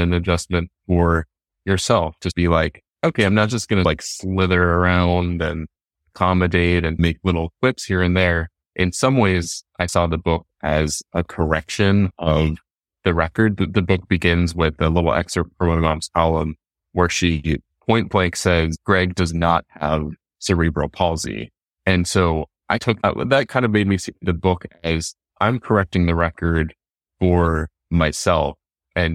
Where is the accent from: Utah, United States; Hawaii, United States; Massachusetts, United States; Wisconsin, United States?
Utah, United States; Salt Lake City; I'm from Salt Lake City, Utah, and it's Salt Lake is such a spinster culture